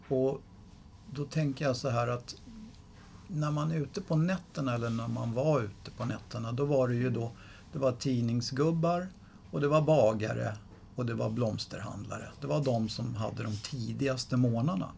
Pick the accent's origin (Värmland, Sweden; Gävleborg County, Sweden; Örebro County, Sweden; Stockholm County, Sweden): Stockholm County, Sweden; Stockholm; Där jag växte upp, inne på Söder